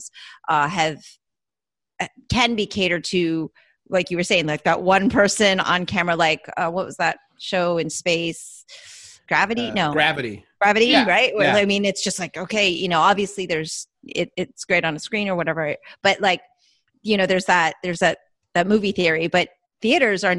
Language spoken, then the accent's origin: English; Florida, United States; I'm from Florida